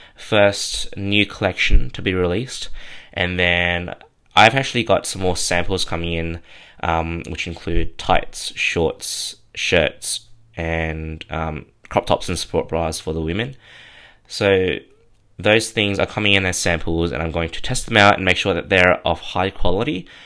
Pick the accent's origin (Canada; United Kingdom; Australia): Australia; Sydney, New South Wales; born and raised in Kamarada, which is out in southwestern Sydney.